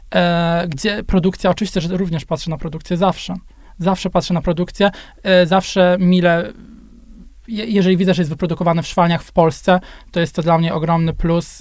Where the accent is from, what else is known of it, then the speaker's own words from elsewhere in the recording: Gorzów Wielkopolski, Lubusz Voivodeship, Poland; Ja jestem z Gorzowa Wielkopolskiego